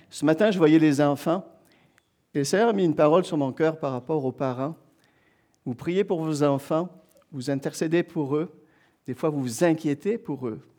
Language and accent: French; Quebec, Canada; Alors, comme je dis, on vient du Québec avec mon épouse.